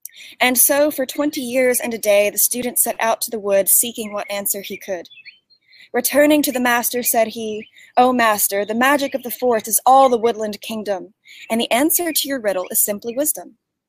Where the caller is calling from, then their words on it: East Tennessee, United States; I'm calling in from East Tennessee, United States.